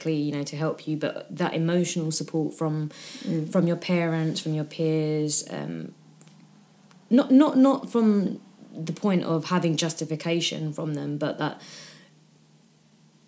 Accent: United Kingdom; I say I fall into the category of being British

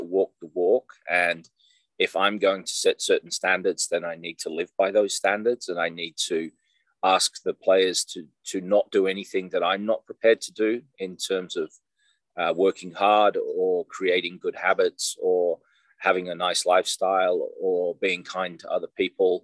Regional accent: Australia; also born or lived in England; now in Iowa, United States; We emigrated to Australia in 1975. I was almost 10-year-old

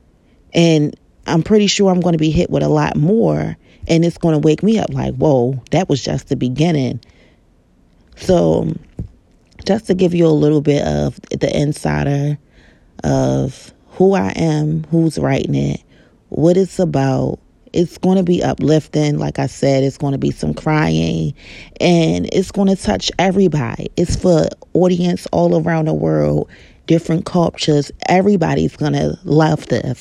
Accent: Baltimore, Maryland, United States; I know that I'm from Baltimore, Maryland

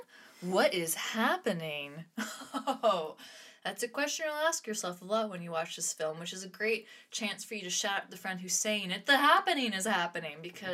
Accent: Midwest, United States; also born or lived in Canada / Toronto, Canada; because on top of being Canadian, I'm also American, and that's what Midwestern kids eat is hot dogs and macaroni and cheese.

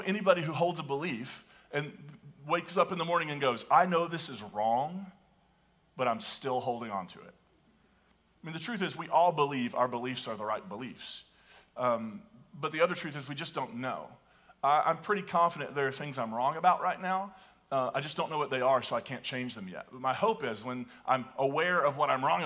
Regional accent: the Appalachians, United States; I can remember growing up and hearing about the Church of Christ denomination, which is where I grew up in the Appalachians

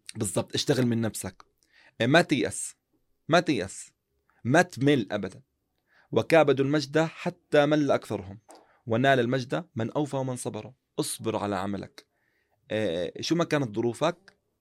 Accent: Jordan; عندنا في المملكة الأردنية يعني خاصة عندنا في الأردن

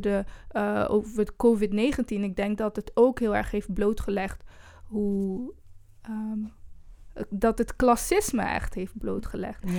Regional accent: Eindhoven, North Brabant, Netherlands; also born or lived in Brussels, Belgium; now in Amsterdam, Netherlands; ik kom zelf bijvoorbeeld uit Eindhoven

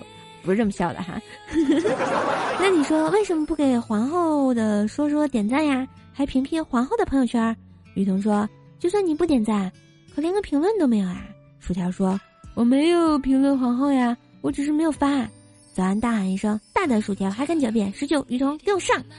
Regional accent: China; 作为一个中国人

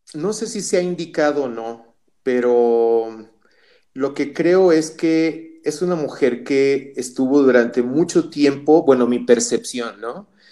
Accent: Mexico; en nuestro contexto como mexicanos

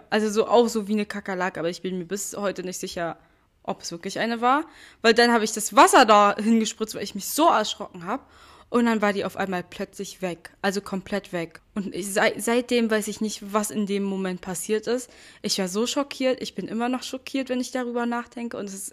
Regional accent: Vietnam; das Schlimme ist, früher gab es die in Massen bei uns zu Hause in Vietnam.

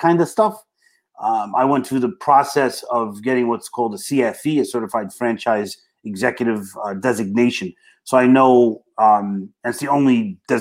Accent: New York City, New York, United States; accent: Brooklyn; I got my Brooklyn accent going on

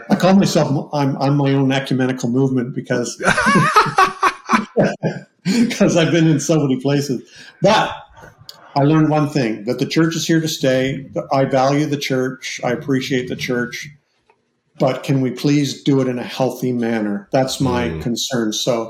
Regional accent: Canada; I'm Canadian, so I was born into the Anglican church.

